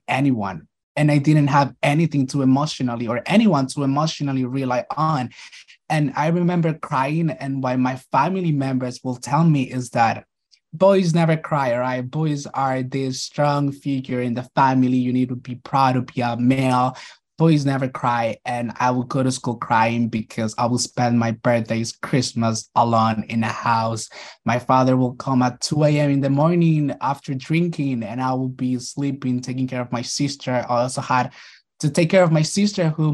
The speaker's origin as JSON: {"language": "English", "country": "Nicaragua", "tie": "born or raised there", "moved": "yes", "said": "I was born and raised in Nicaragua."}